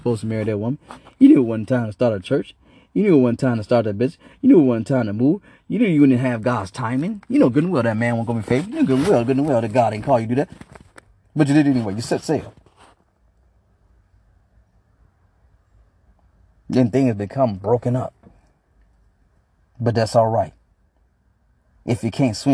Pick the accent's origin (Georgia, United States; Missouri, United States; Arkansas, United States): Arkansas, United States; now in Michigan, United States; I'm from Arkansas